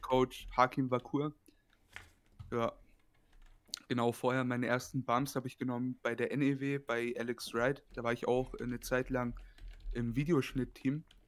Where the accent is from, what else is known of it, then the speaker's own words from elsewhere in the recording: Bayreuth, Bavaria, Germany; Ich komme aus dem wunderschönen Bayreuth. Das ist eine Stadt in Oberfranken, in Bayern.